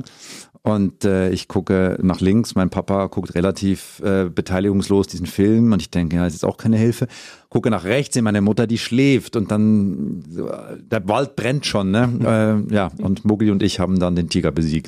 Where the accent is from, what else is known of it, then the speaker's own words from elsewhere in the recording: Zurich, Switzerland; moved away as an adult; now in Germany; ich bin in Zürich geboren und aufgewachsen und habe mich dann vor ein paar Jahren entschieden, meinen Weg nach Deutschland zu machen